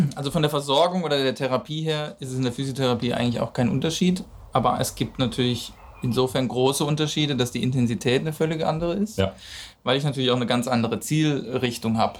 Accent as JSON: {"language": "German", "town": "Cologne", "region": "North Rhine-Westphalia", "country": "Germany", "said": "als Kölner"}